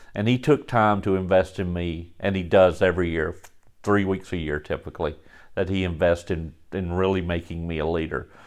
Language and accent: English; Galax, Virginia, United States; moved away as an adult; also born or lived in Florida; born and raised in Galax, Virginia